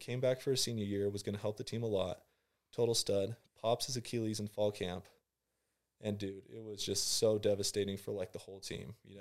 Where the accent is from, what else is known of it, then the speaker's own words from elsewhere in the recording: San Clemente, California, United States; I'm, uh, from San Clemente, California.